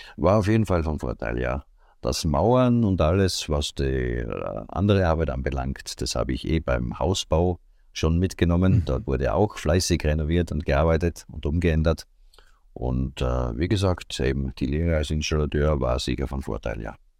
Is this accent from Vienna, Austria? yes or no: no; Seiersberg, Styria, Austria; Ich komme aus Österreich, aus der Steiermark, ganz genau am mhm. Rande mhm. von Graz, genau genommen in Seiersberg heißt die Ortschaft, wo ich wohne, seit meiner Geburt